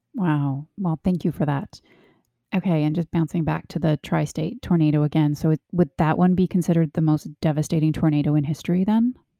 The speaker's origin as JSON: {"language": "English", "country": "Canada", "tie": "born or raised there", "said": "I grew up in Canada"}